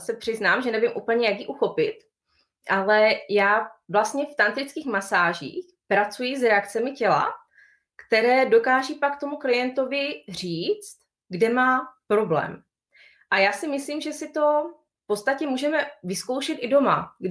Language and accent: Czech; Bohemia, Czechia; u nás, v Čechách